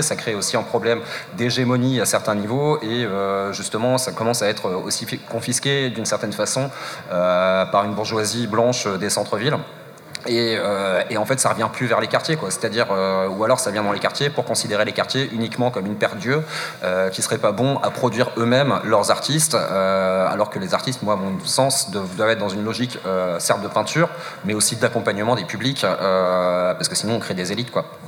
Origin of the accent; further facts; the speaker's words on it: Strasbourg, Grand Est, France; je suis de Strasbourg, mes parents ont bougé à la campagne